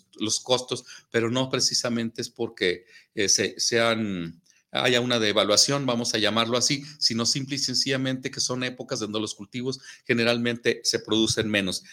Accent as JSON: {"language": "Spanish", "country": "Mexico", "said": "en nuestro país, en todo el territorio, en el territorio mexicano"}